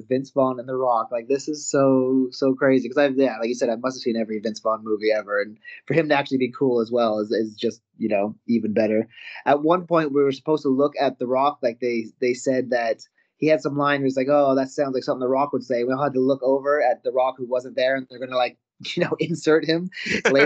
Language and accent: English; Canada; moved away; I'm originally from Canada